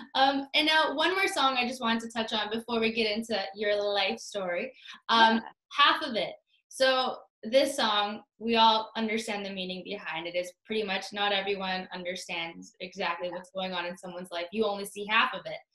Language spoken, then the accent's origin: English; Toronto, Ontario, Canada; I'm from Toronto